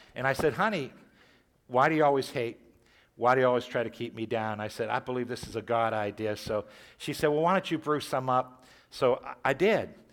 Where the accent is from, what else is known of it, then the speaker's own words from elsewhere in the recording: Warren, Ohio, United States; I, I grew up in Catholic school. I went through John F. Kennedy here in Warren, freshman, sophomore, junior year.